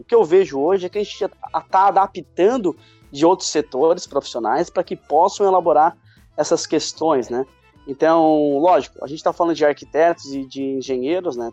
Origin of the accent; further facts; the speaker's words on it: Tubarão, Santa Catarina, Brazil; Sou do interior de Santa Catarina, cidade de Tubarão, e onde é a nossa sede aqui no sul de Santa Catarina